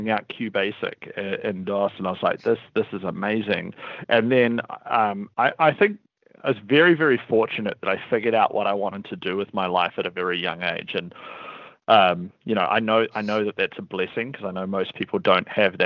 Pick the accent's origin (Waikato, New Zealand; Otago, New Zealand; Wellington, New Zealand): Wellington, New Zealand; accent: New Zealand; We're headquartered out of Wellington, New Zealand, which is also where my accent is from